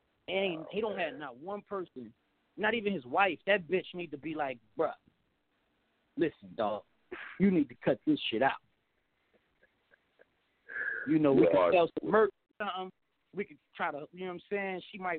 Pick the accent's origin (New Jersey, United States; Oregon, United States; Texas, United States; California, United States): New Jersey, United States; Newark; I'm from Newark. Nigga, I'm from Newark, New Jersey.